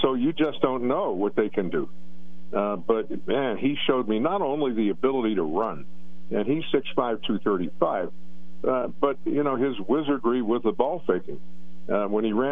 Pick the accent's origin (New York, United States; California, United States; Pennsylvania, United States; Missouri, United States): Pennsylvania, United States; Pittsburgh; my hometown